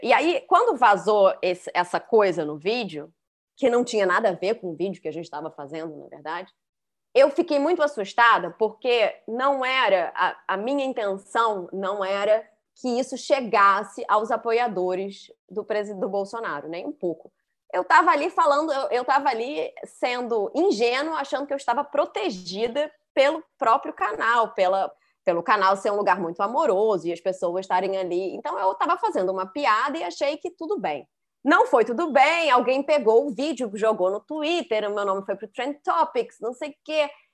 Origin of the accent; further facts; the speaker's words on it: Rio de Janeiro, Brazil; eu fui criada no Rio de Janeiro, na, na classe média, carioca